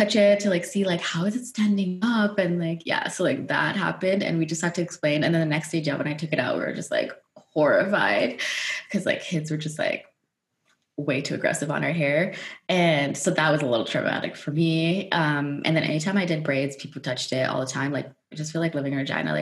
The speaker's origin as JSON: {"language": "English", "country": "Netherlands", "tie": "born or raised there", "moved": "yes", "said": "growing up in Holland"}